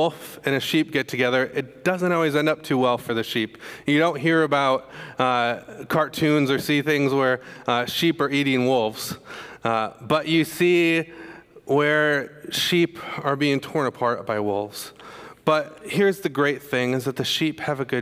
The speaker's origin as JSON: {"language": "English", "region": "Michigan", "country": "United States", "also_born_or_lived": "Indiana", "moved": "yes", "said": "I'm from Michigan"}